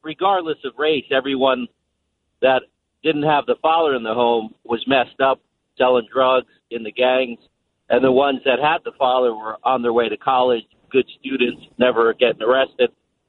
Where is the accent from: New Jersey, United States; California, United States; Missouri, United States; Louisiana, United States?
New Jersey, United States; South Orange; now in Stanhope, United States; growing up in South Orange, in a black community